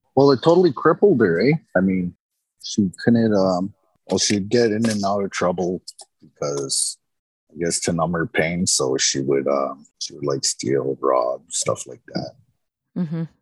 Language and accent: English; Winnipeg, Manitoba, Canada; I was kind of born and raised in Winnipeg